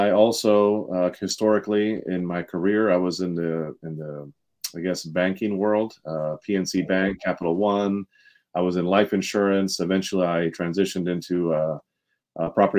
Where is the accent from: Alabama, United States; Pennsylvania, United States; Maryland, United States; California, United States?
Maryland, United States; Montgomery County; also born or lived in Washington, D.C.; born in D.C., raised in Montgomery County, Maryland